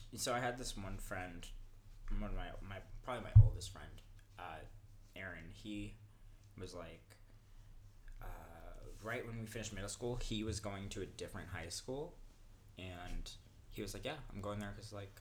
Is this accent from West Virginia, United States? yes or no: no; Inglewood, California, United States; moved away as an adult; also born or lived in Western New York; now in Perth, Australia; I'm from Inglewood